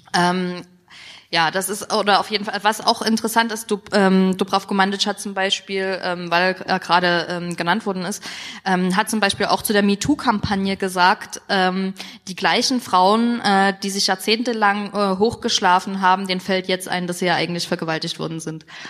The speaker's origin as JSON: {"language": "German", "town": "Dresden", "region": "Saxony", "country": "Germany", "said": "ich komme aus Dresden"}